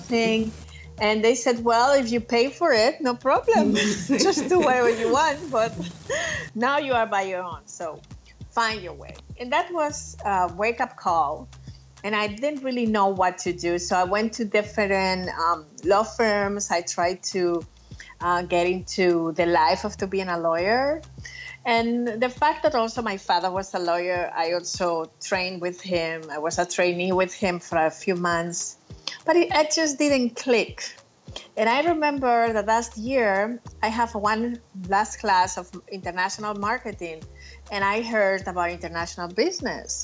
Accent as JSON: {"language": "English", "town": "Valencia", "region": "Valencian Community", "country": "Spain", "tie": "born or raised there", "moved": "as an adult", "said": "I was born in Valencia in Spain. My family comes from Equatorial Guinea. Basically, I spent 24 years of my life living in Spain"}